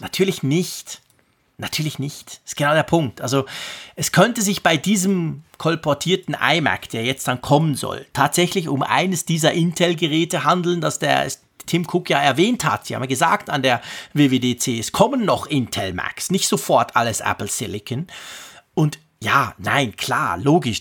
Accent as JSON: {"language": "German", "country": "Switzerland", "said": "bei uns in der Schweiz"}